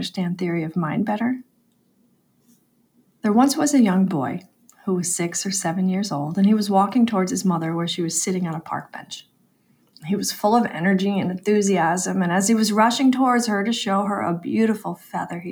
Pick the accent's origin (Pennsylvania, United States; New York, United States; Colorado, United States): New York, United States